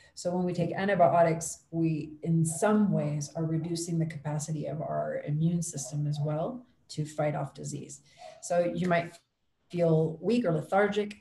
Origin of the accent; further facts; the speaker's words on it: Ohio, United States; moved away as an adult; now in Quito, Ecuador; I'm originally from Ohio, but I live now in Quito, Ecuador